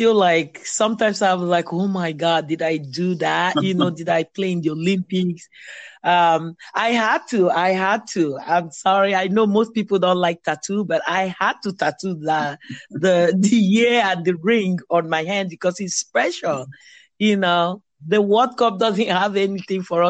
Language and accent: English; Nigeria; moved away as an adult; now in Virginia Beach, United States; I was born in Nigeria, played for so many clubs in Nigeria, and then came to the United States.